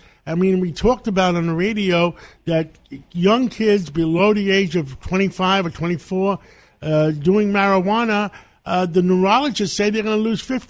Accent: New York City, New York, United States; you grew up in East Harlem, I grew up in West Harlem.

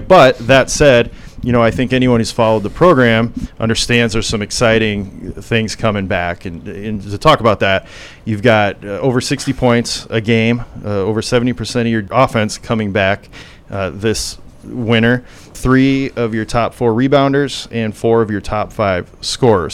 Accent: Sheldon, Iowa, United States; I'm from Sheldon. I grew up in Sheldon, Iowa.

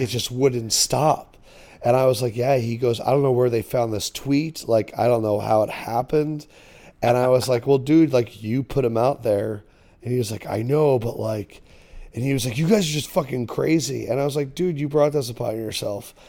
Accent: Philadelphia, Pennsylvania, United States; I grew up in Philadelphia talk radio

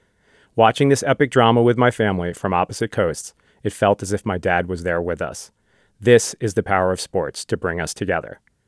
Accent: New York, United States; moved away as an adult; now in Bay Area, United States; When I moved to the Bay Area from New York, where I grew up

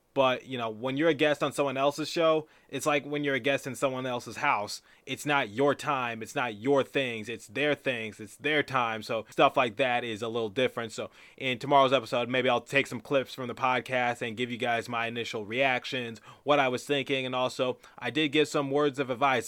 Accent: Detroit, Michigan, United States; now in East Coast, United States; I am originally from Detroit, Michigan

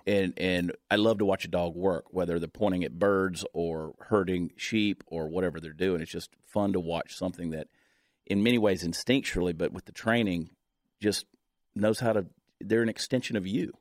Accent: Georgia, United States; growing up in Georgia, uh, we grew up way down in the woods

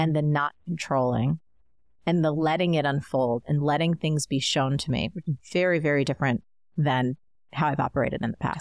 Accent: New Jersey, United States; growing up in New Jersey, um, I was in the suburbs

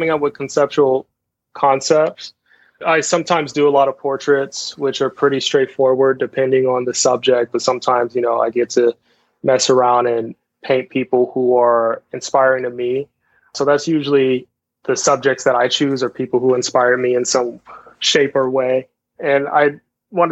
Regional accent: Los Angeles, California, United States; also born or lived in San Fernando Valley, California; I grew up in Venice Beach, California, and me and my family, we kind of migrated to the Valley eventually.

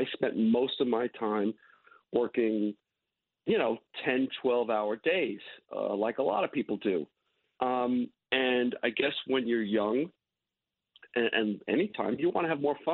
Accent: New York, United States; I had a really um, very upbringing. I grew up

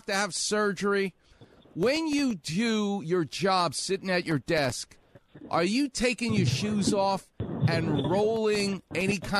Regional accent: New York, United States; now in Los Angeles, United States; I'm from New York, so it sounds like yogurt

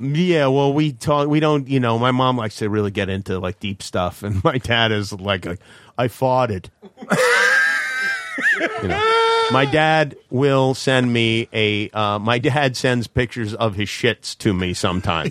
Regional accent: New York City, New York, United States; I grew up in Brooklyn

